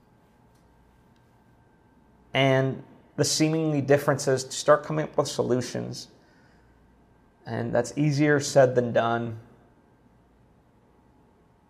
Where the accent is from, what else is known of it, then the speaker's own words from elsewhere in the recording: Slovakia; moved away; my home country of Slovakia